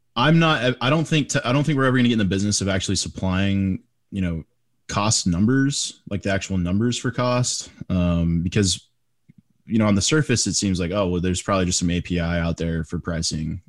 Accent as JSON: {"language": "English", "region": "Texas", "country": "United States", "said": "I'm, I'm a Texas guy. I'm from Texas"}